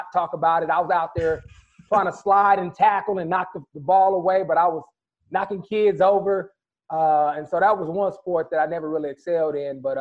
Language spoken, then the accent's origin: English; California, United States; when I grew up in California